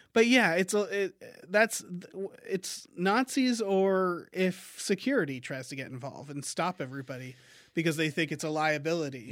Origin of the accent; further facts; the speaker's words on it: Massachusetts, United States; I'm from Massachusetts